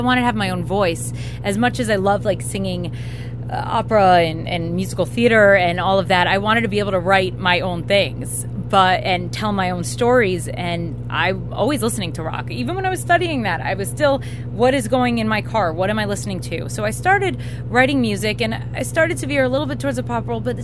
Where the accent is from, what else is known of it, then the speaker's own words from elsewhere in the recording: New York, United States; moved away as an adult; also born or lived in Miami, Florida; I'm from New York, but I did live here for a long time